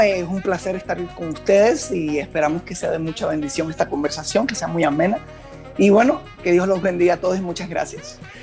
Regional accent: Moca, Puerto Rico; now in Miami, United States; donde yo me crié y donde nací es uno de los pueblos más fiesteros

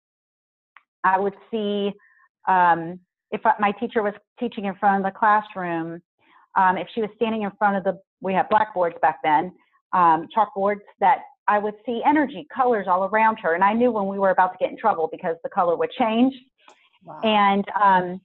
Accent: Southern Louisiana, United States; I'm originally from Southern Louisiana. I was born right outside New Orleans

